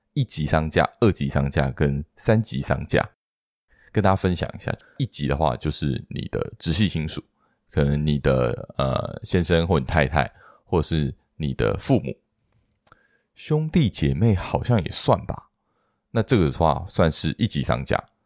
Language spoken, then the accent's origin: Chinese; Hsinchu, Taiwan; moved away; 我是在新竹长大的